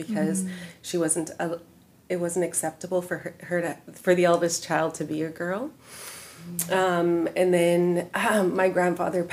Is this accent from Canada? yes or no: yes; Vancouver, British Columbia, Canada; moved away as an adult; also born or lived in London; now in Chilliwack, Canada; I grew up in East Vancouver